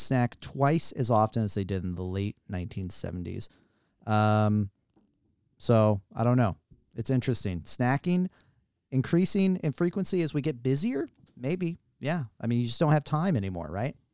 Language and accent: English; United States